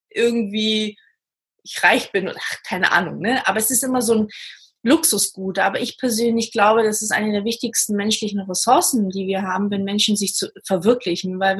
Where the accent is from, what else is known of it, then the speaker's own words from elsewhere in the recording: Portugal; Ich komme zum Beispiel aus Portugal, deswegen kann ich auch so ein bisschen die Unterschiede auch erkennen.